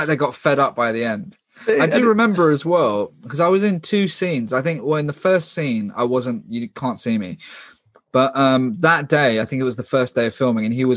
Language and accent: English; London, United Kingdom; I'm from London